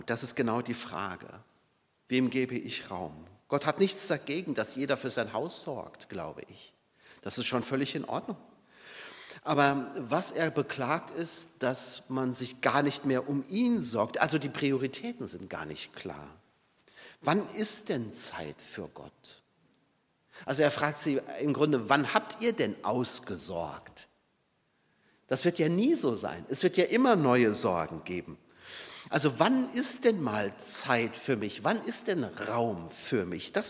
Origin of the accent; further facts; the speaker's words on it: Saarbrücken, Saarland, Germany; Und ich weiß es aus meiner Heimat Saarbrücken, ähm, die, die Stadt lag ja wirklich in Schutt und Asche.